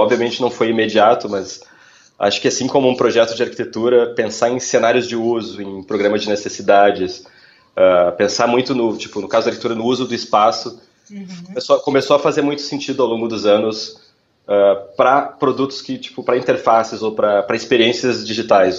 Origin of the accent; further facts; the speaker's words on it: Porto Alegre, Rio Grande do Sul, Brazil; moved away as an adult; eu sou originalmente de Porto Alegre, então eu trabalhava em agências em Porto Alegre